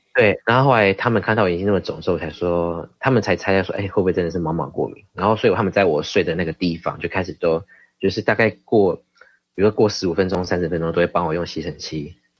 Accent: Kaohsiung, Taiwan; moved away as an adult; also born or lived in Philippines / India; 我刚好是在凤山，所以，呃，高雄人

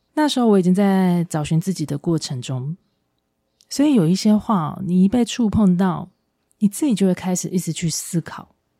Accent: Taiwan; 这是我们台湾人很容易有的心态，就是都很客气，不想麻烦别人。

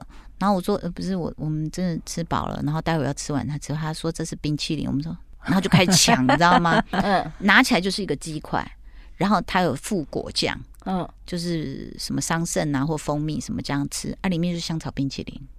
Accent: Taipei, Taiwan; 果然我们台北人，我们的眼界都被说的好小。

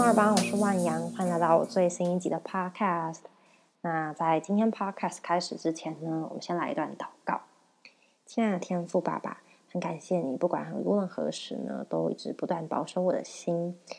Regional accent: Taiwan; 我们台湾人

